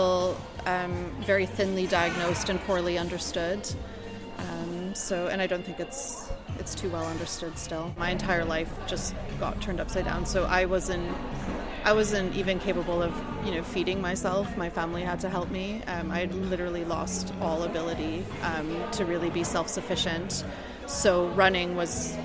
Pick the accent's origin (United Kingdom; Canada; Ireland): Canada; my home country of Canada